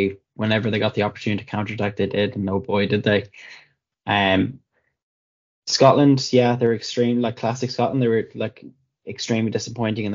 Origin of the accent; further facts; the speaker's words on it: Ireland; I'm Irish